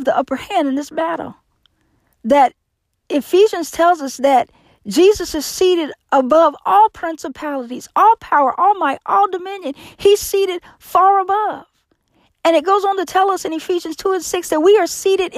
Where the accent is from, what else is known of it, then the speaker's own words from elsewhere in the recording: Indianapolis, Indiana, United States; every year I hold a yearly meeting in my hometown of Indianapolis, Indiana